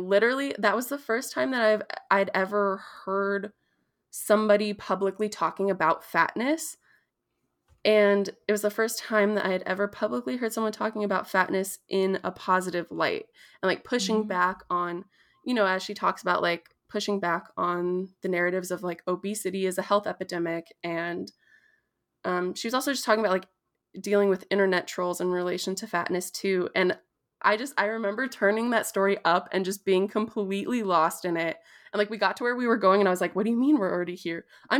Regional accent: Prairie Island, Minnesota, United States; So I am Bedewakantuan Dakota from Tintawinta, which is Prairie Island here in Minnesota.

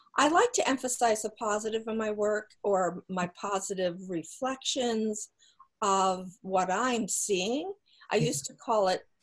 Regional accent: New Jersey, United States; I grew up in New Jersey

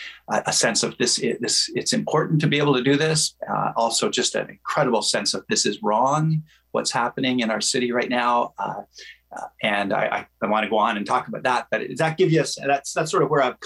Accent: Ottawa, Ontario, Canada; also born or lived in New Brunswick; I grew up in Ottawa. I headed off into ministry and bounced around the country, as many of us do in the United Church of Canada, and so I've served in New Brunswick and rural Ontario

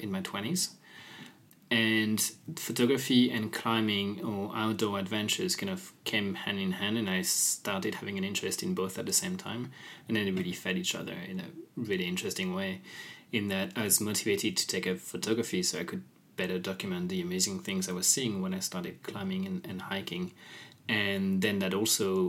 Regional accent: Lyon, Auvergne-Rhône-Alpes, France; moved away; also born or lived in Copenhagen; I grew up in Lyon

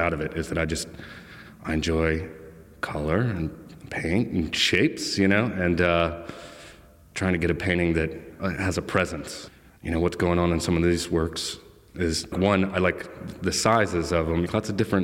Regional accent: Virginia, United States; Growing up in Virginia

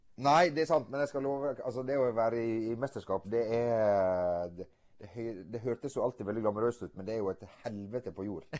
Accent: Stryn, Vestland, Norway; Jeg kommer fra Loen i uh, Stryn

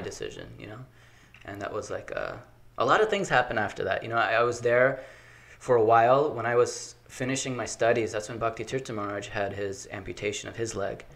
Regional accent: Baltimore, Maryland, United States; born okay. and raised in baltimore city

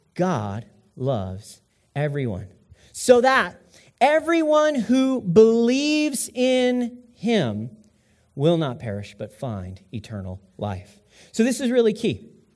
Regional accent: United States; I'm an American

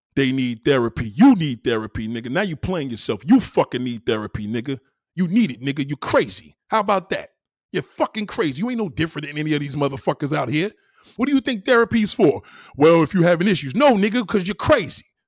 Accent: New York City, New York, United States; I was born there. I was born in Brownsville

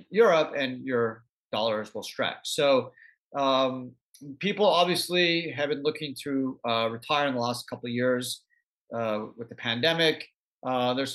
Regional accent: Canada; I grew up in Canada

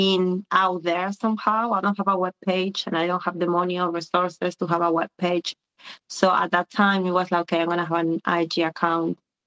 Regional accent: Buenos Aires, Argentina; moved away as an adult; now in London, United Kingdom; I was born and raised in Argentina until I was 22, and then I was displaced once again like my parents. I've been living in London, UK for the last 20 years

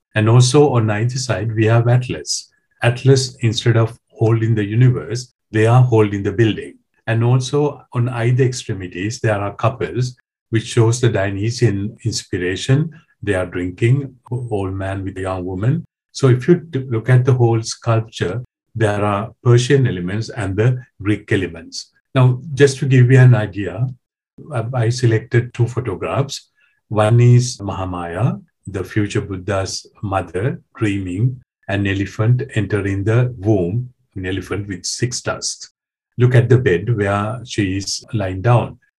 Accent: Sri Lanka; moved away as an adult; now in France; I was born in Sri Lanka. I did my preliminary studies there

